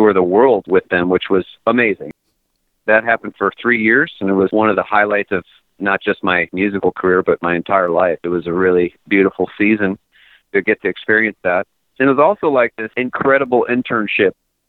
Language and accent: English; Connecticut, United States; born and raised in Connecticut